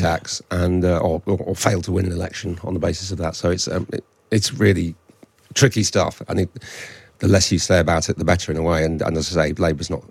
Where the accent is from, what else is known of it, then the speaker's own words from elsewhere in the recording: Hull, Yorkshire and the Humber, United Kingdom; I'm from Hull right up the coast into into Teesside